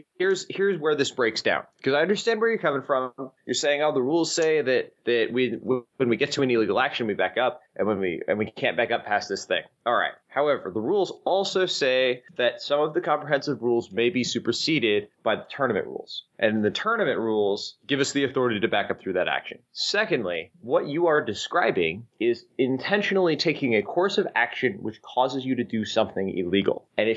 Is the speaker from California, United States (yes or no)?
yes; Santa Clara, California, United States; I mean, I'm from Santa Clara, California. I'm not going to go Santa Clara, California, United States every time I say where I'm from.